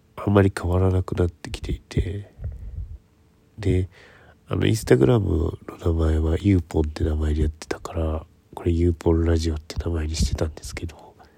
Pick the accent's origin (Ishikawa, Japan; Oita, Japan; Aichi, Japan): Ishikawa, Japan; now in Tokyo, Japan; 私はあの石川県の中でも能登からかなり遠いところの方の出身